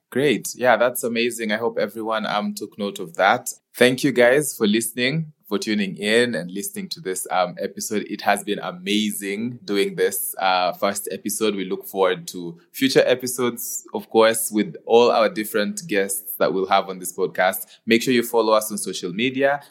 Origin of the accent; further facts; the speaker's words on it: Kenya; I being a Kenyan